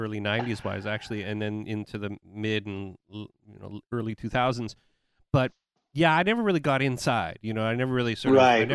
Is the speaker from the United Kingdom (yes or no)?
no; Canada; moved away as an adult; also born or lived in Winnipeg / Los Angeles; we're all Canadian